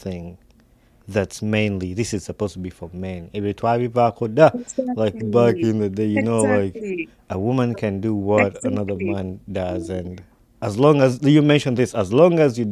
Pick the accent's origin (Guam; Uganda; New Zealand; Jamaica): Uganda; growing up in Uganda